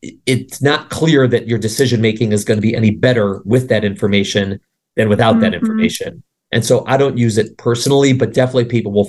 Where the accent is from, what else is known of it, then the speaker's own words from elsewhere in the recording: Chicago, Illinois, United States; moved away; I grew up in Chicago